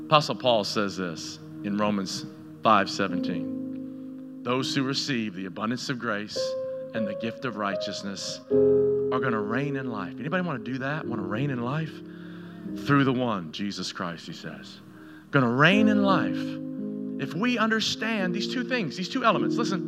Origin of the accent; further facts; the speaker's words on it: Tennessee, United States; growing up in Tennessee where I was and all my junior high years and my high school years